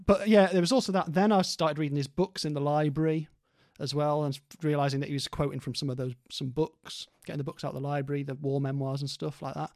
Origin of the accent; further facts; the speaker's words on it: Stoke-on-Trent, West Midlands, United Kingdom; this is where I was growing up in Stoke as a teenager